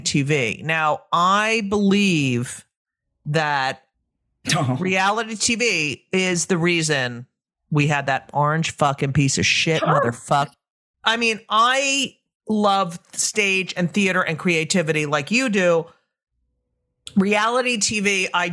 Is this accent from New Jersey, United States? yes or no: yes; New Jersey, United States; I grew up in New Jersey as well.